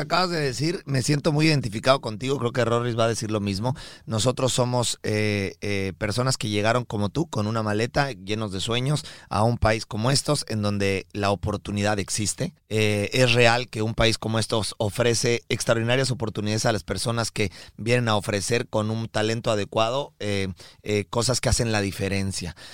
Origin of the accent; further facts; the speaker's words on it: Mexico; somos mexicanos de nacimiento y colombianos de corazón